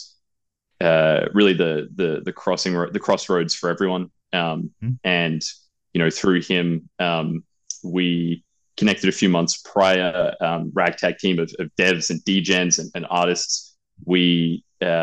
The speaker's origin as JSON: {"language": "English", "country": "Australia", "also_born_or_lived": "United Kingdom", "moved": "as an adult", "lives_now": "Thailand", "said": "I'm from Australia for most of my life, but I do have a background in the UK. So I'd like to think my accent isn't as heavy as other Australians."}